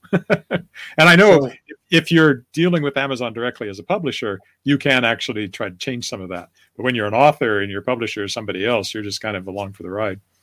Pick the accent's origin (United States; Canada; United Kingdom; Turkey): Canada; I'm Canadian